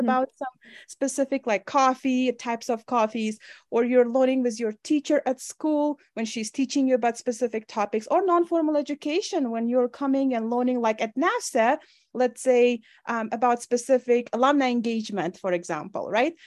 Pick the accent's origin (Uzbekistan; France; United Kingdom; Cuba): Uzbekistan; moved away as an adult; now in Wyoming, United States; when I was growing up in Uzbekistan